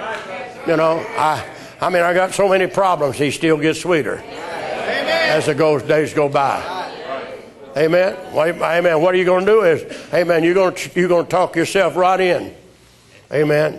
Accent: United States; we American people

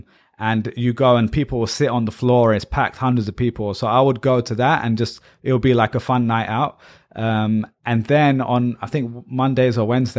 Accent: Pakistan; And then also in our household, you know, we're Pakistani.

